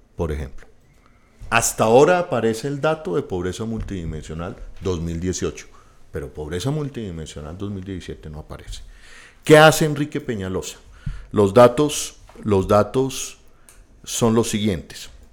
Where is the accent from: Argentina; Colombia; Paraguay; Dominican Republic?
Colombia; Bogotá; nosotros mismos como bogotanos